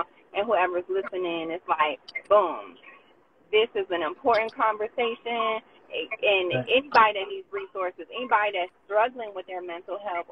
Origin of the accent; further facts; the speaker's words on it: Morristown, United States; we're from Morristown, and we know people we grew up